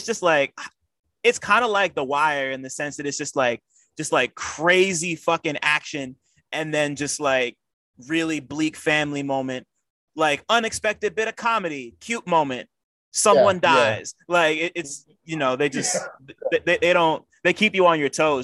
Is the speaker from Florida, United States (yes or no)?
no; New Jersey, United States; I'm from Sopranos country. Like, I'm from that area, yeah, of Jersey